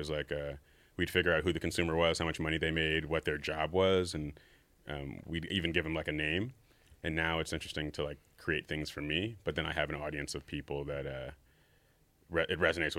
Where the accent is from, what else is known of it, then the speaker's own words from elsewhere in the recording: New York City, New York, United States; I'm back in my hometown of New York City.